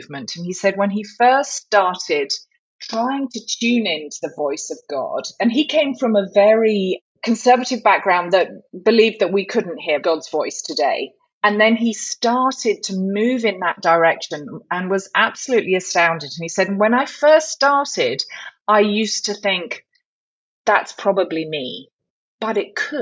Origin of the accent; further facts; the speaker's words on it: the south of England, United Kingdom; moved away as an adult; now in Charlotte, United States; you can tell I'm from the Deep South, but it's the Deep South of England. And so I am a Brit